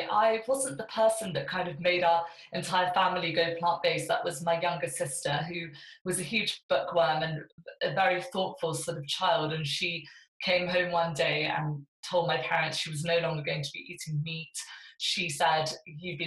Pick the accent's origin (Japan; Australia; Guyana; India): India; South India; I was weaned on fish as a baby in South India, where I was born. I was born in India